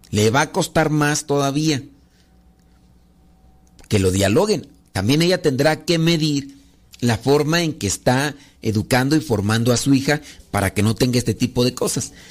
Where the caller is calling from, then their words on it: Denver, Colorado, United States; Hola padre, somos las hijas de Laura y lo escuchamos desde Denver.